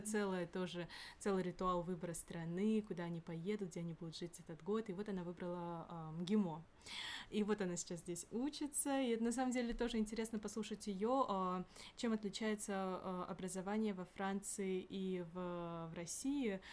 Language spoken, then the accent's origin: Russian; Kyrgyzstan; now in Moscow, Russia; я сама из Кыргызстана